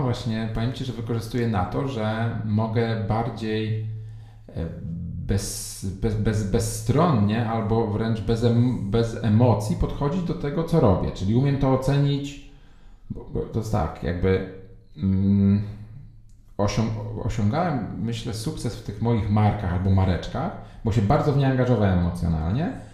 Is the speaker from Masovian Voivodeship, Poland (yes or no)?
yes; Warsaw, Masovian Voivodeship, Poland; ja jestem z Warszawy, to od razu zaznaczam, od dziecka z Mokotowa, obecnie mieszkam w Saskiej Kępie